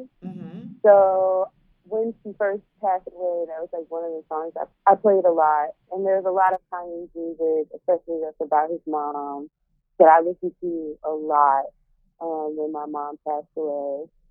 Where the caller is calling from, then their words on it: St. Louis, Missouri, United States; Well, I'm dying in from St. Louis.